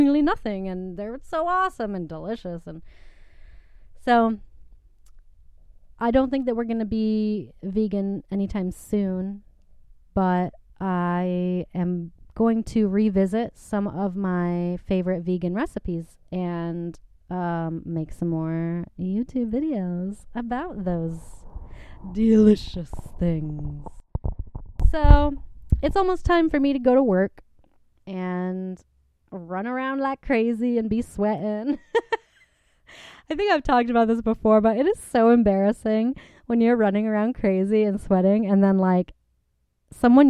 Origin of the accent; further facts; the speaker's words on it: Michigan, United States; now in Los Angeles, United States; growing up in Michigan